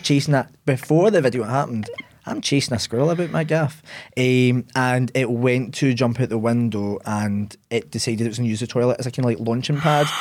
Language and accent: English; Ayr, Scotland, United Kingdom; also born or lived in Glasgow; I grew up in the sunny seaside town of Ayr.